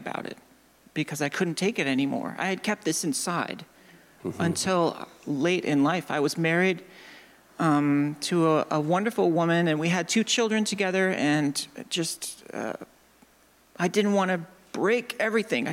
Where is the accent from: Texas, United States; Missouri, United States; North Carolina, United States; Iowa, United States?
Iowa, United States; suburb of Des Moines; I'm from Iowa. And I grew up in a small town of like 12,000 people. A suburb of Des Moines